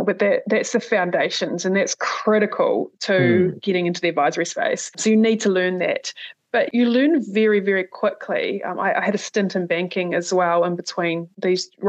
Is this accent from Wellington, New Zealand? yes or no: no; Ashburton, Canterbury, New Zealand; moved away as an adult; also born or lived in United Kingdom / Canada / Samoa; I'm from Ashburton